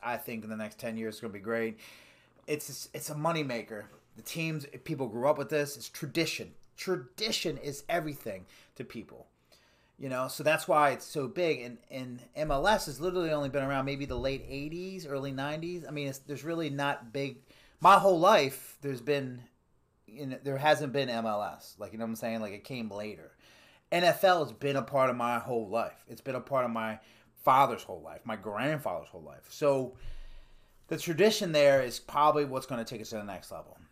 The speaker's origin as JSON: {"language": "English", "country": "United States", "said": "We're in the United States"}